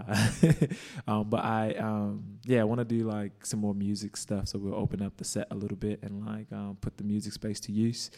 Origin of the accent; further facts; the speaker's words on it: Chicago, Illinois, United States; moved away; also born or lived in Mongolia; growing up in Chicago, like, and then like moving to Mongolia